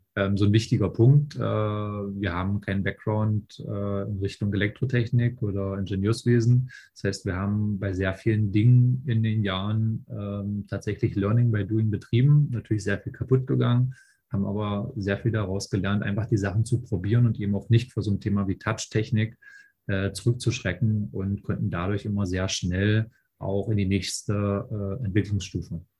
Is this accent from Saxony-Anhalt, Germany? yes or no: yes; Raguhn, Saxony-Anhalt, Germany; moved away as an adult; now in Berlin, Germany; ich bin aus Berlin, äh, komme ursprünglich ähm, aus einem kleinen Ort namens Ragun in Sachsen-Anhalt, bin damals eigentlich fürs Studium hergezogen.